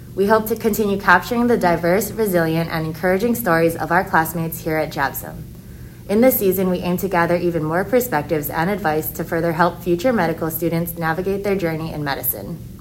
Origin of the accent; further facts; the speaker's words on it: Honolulu, Hawaii, United States; also born or lived in Dartmouth College, New Hampshire; I was born and raised here in Manoa Valley on Oahu